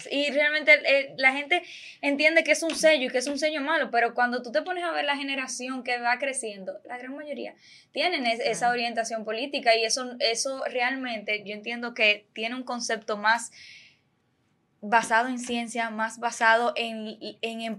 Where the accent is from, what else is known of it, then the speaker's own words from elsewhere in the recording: Santiago de los Caballeros, Santiago, Dominican Republic; yo soy de Santiago